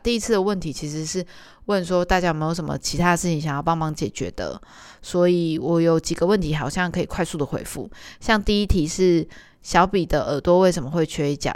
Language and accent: Chinese; Tainan, Taiwan; 我以前小时候的时候住在中西区，台南的中西区